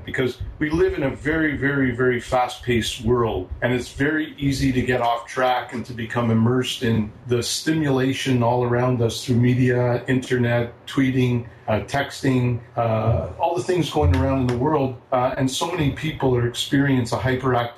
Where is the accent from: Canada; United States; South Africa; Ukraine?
Canada; Montreal, Quebec; moved away; I'm originally from Montreal.